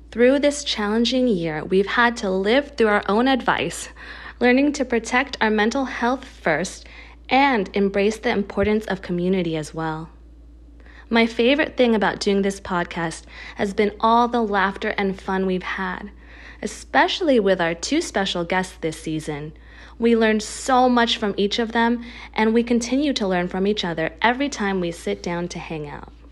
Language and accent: English; United States; As a Filipina American mental health practitioner, it's one of my goals to help our listeners and ourselves understand the importance of feeling our emotions